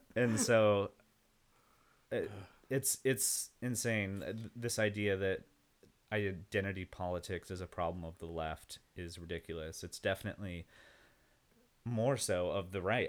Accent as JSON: {"language": "English", "town": "Yucca Valley", "region": "California", "country": "United States", "moved": "yes", "lives_now": "Austin, United States", "said": "I'm from a small town called Yucca Valley in the middle of nowhere. It's right next to Joshua Tree, near Palm Springs, in the desert"}